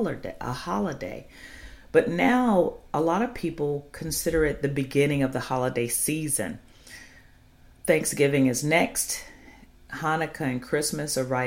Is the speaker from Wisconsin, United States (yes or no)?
no; Chicago, Illinois, United States; moved away; That's my hometown.